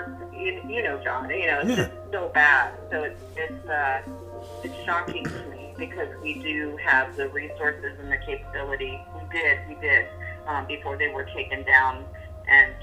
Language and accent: English; New York, United States; I'm a New Yorker